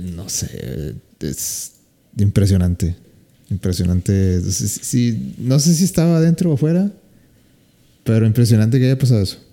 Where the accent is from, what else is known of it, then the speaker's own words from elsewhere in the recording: Mexico; como buen mexicano